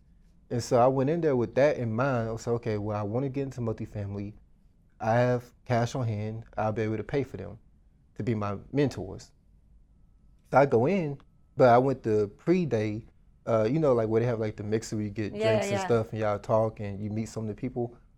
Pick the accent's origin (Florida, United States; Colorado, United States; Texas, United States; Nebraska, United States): Texas, United States; Dallas; I grew up in Dallas, but I grew up in a part of town where my godmother, she didn't want me out there.